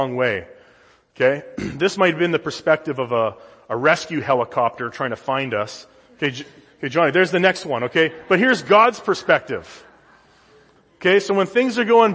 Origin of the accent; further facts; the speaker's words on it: Saskatchewan, Canada; now in United States; growing up in Saskatchewan